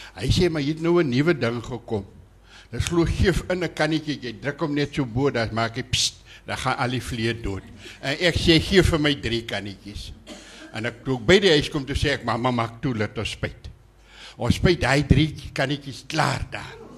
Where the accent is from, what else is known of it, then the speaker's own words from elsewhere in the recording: Bushmanland, Northern Cape, South Africa; ek is in die Boesmanland gebore op Verneekpan